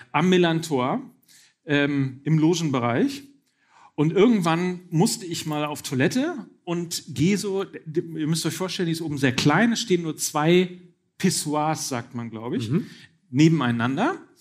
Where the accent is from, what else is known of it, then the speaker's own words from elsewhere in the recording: Hamburg, Germany; als Hamburger